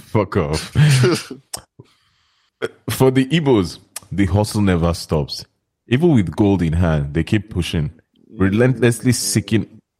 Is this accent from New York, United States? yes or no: yes; New York, United States; I'm from New York. I'm from New York.